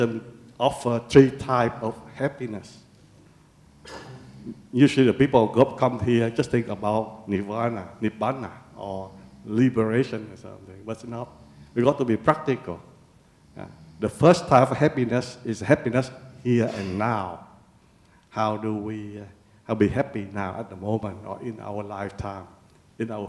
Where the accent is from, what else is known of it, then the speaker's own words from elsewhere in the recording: Vietnam; now in Australia; I was born in Vietnam